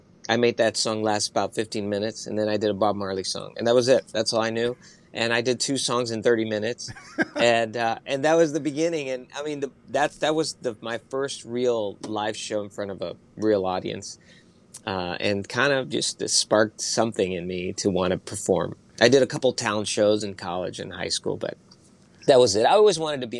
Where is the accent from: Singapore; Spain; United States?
Spain; I do have influence from my dad listening to Mexican music and me growing up in Spain.